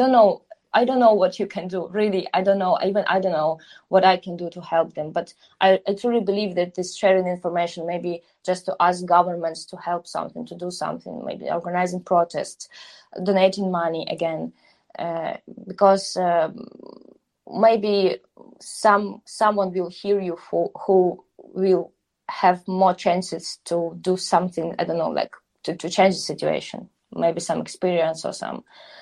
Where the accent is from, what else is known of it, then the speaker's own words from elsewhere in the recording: Donbas, Ukraine; also born or lived in Kyiv; now in Warsaw, Poland; Yeah, so just somehow I'm a girl from Donbass, but with a Greek blood and roots who moved to Kyiv then. And now I'm in Warsaw.